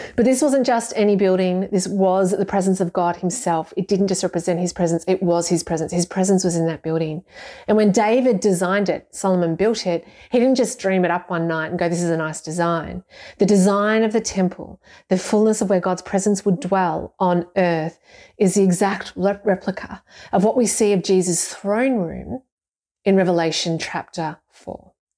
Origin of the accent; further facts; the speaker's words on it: Ballarat, Victoria, Australia; I'm from Ballarat, and I'm from a family of Deutschers